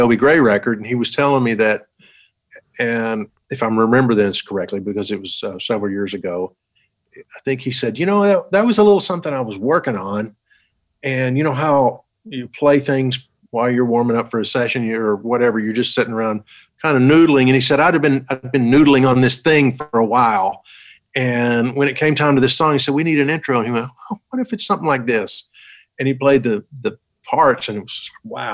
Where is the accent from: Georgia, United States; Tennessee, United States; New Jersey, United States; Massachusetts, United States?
Tennessee, United States; Townsend; now in Nashville, United States; I grew up in East Tennessee, a little town called Townsend, Tennessee, up in the mountains.